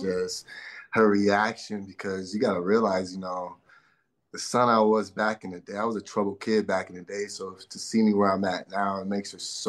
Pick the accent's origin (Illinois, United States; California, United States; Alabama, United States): California, United States; Inglewood; especially growing up in Inglewood, you know, didn't have the right head on my shoulders back then.